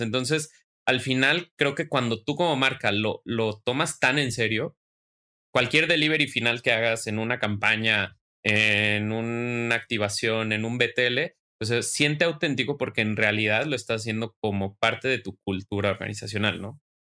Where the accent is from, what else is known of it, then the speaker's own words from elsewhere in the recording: Mexico; yo como mexicano